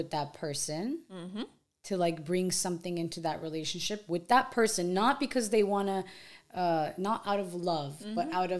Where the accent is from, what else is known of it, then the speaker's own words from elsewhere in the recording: United States; growing up in America